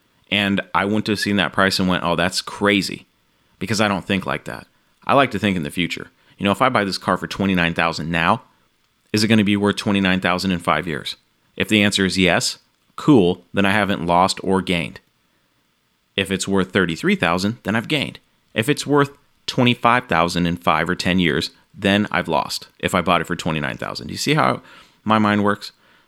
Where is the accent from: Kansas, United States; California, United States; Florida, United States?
Florida, United States; Orlando; I grew up in Orlando, Florida.